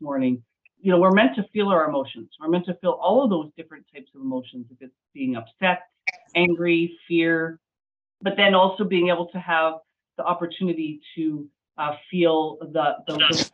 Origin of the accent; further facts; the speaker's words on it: Medicine Hat, Alberta, Canada; I'm from Medicine Hat, Alberta.